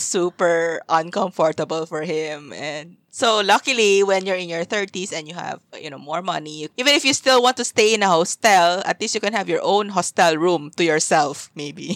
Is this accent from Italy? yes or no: no; Zamboanga, Zamboanga Peninsula, Philippines; moved away as an adult; also born or lived in Manila / Singapore; I left my hometown, Zamboanga, and then I also left Manila to move to Singapore